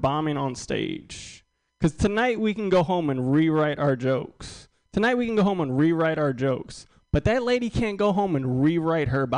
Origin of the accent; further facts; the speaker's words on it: New Orleans, Louisiana, United States; now in Austin, United States; I'm originally from New Orleans. I went back home to New Orleans